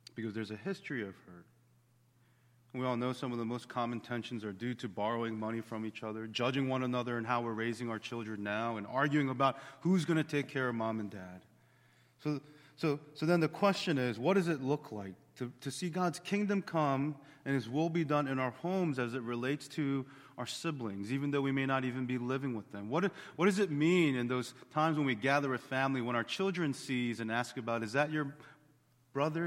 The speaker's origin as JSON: {"language": "English", "town": "Bensalem", "region": "Pennsylvania", "country": "United States", "tie": "born or raised there", "said": "we grew up in Ben Salem behind the strip mall"}